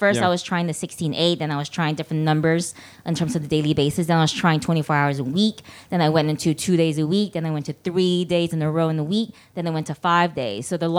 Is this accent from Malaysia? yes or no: yes; Malaysia; I'm from Malaysia. We got Indians. We got Malays.